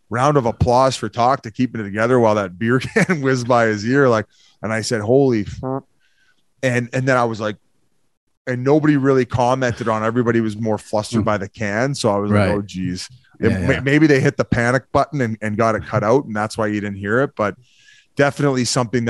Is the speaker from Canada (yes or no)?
yes; Canada; also born or lived in Victoria; I'm originally, like, I'm French Canadian. I'm like 50-50 English and French. So already I have a difficult time with the English language.